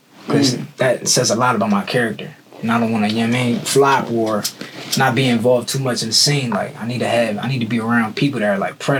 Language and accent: English; Lancaster, Pennsylvania, United States; I'm from Lancaster, Pennsylvania, small town.